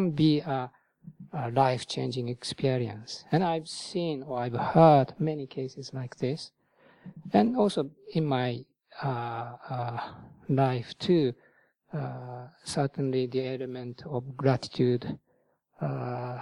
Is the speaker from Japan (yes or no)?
yes; Japan; moved away as an adult; also born or lived in Thailand; now in United Kingdom; in my home country, Japan